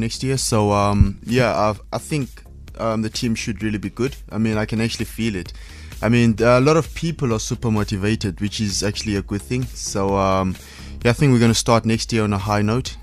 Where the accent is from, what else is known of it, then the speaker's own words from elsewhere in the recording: Cape Town, Western Cape, South Africa; as a South African or African going out and racing in Europe